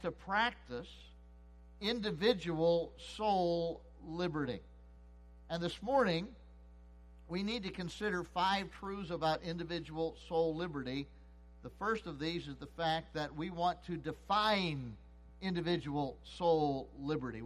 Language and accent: English; United States; I was born and raised and live in the United States of America